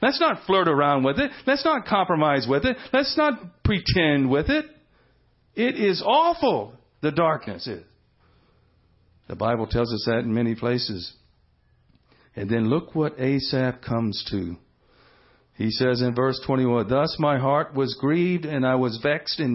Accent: Houston, Texas, United States; I grew up in Houston

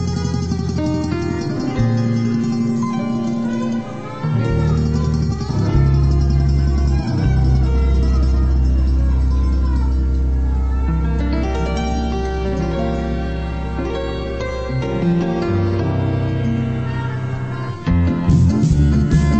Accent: Schenectady, New York, United States; now in Maryland, United States; I'm from Maryland. I was raised in upstate New York and was raised in the Bellevue Assembly up in Schenectady

